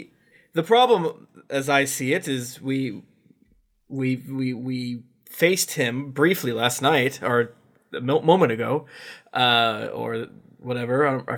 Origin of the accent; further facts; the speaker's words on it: Florida, United States; I'm from Florida.